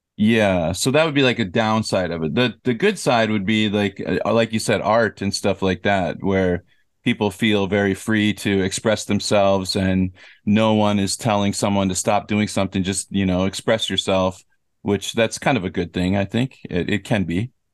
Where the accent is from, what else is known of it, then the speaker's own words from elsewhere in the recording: United States; moved away as an adult; now in South Korea; growing up in America